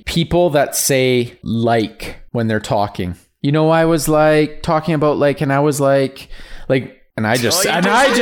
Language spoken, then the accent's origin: English; Red Deer, Alberta, Canada; also born or lived in Edmonton; I was not born here, but raised for sure